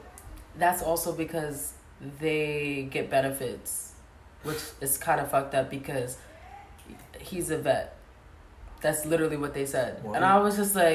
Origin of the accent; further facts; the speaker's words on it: United States; I'm American